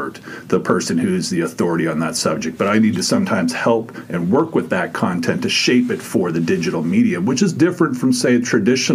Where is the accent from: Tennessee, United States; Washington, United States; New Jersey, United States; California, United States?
California, United States; moved away; I grew up in California